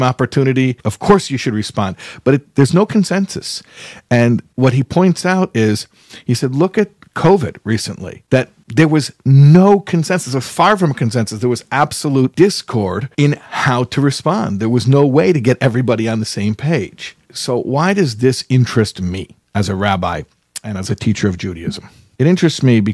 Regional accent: United States; I'm an American boy as well. I grew up here

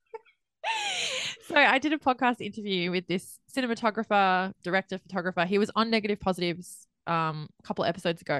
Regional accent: Australia; I'm Australian

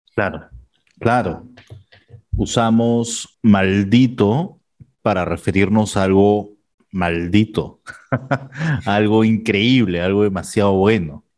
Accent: Peru; del Perú.

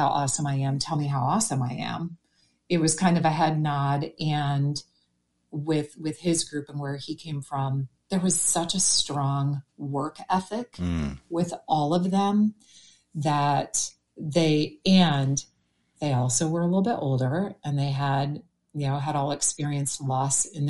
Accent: Green Bay, Wisconsin, United States; I grew up in Green Bay, Wisconsin

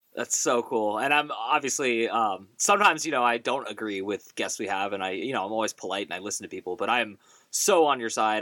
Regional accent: Bay Area, California, United States; moved away as an adult; also born or lived in Pittsburgh; growing up in the Bay Area

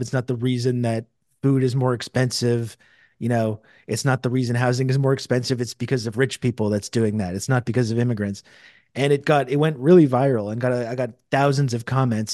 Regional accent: Canada; I'm from Canada

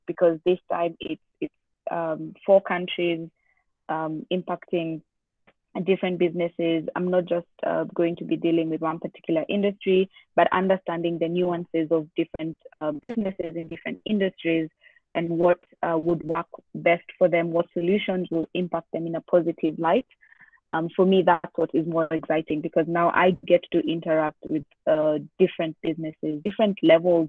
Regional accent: Kenya; I've been born and raised in Kenya

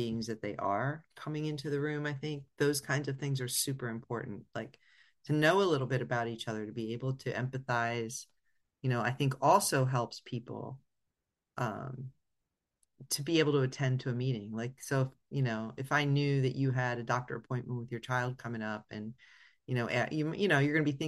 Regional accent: Northeast Pennsylvania, United States; moved away; also born or lived in California; we're from Northeast PA and it gets cold

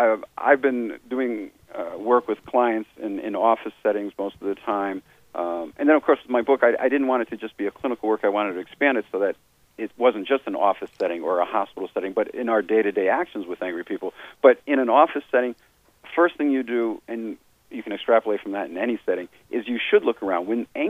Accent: Canada; why are you doing this? I'm a Canadian.

